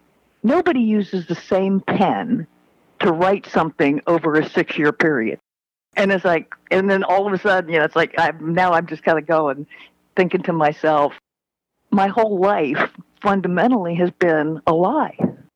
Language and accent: English; Panama Canal Zone, Panama; born there; I was born in the Panama Canal Zone